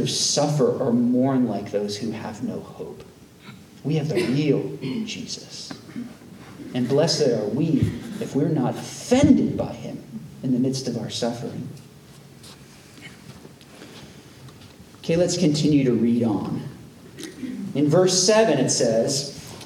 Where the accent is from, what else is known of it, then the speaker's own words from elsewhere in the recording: United States; as American Christians